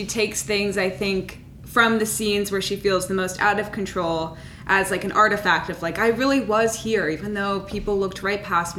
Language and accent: English; Minnesota, United States; moved away as an adult; I moved to New York from Minnesota for school. So I was very aware of like the difference that it was like living in Minnesota and then immediately moving to New York City